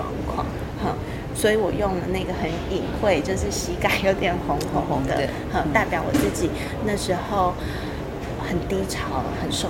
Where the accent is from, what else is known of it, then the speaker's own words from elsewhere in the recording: Hualien, Hualien County, Taiwan; now in Taitung, Taiwan; 我其实出生在花莲，我是花莲人，然后现在定居在台东。